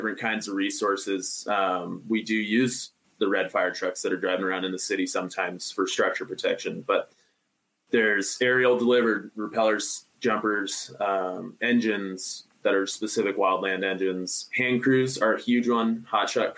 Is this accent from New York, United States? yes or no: no; Reno, Nevada, United States; now in Idaho, United States; I'm from Reno too